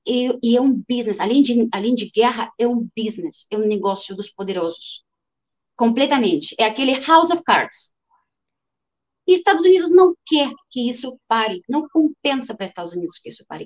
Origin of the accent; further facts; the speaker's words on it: Ukraine; Portuguese is a second language; now in Brazil; eu sou ucraniana, eu sou ucraniana que tem etnia russa